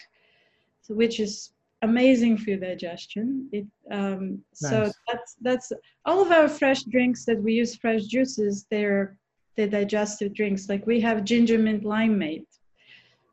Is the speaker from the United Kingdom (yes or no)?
no; Bulgaria; moved away; I'm from Bulgaria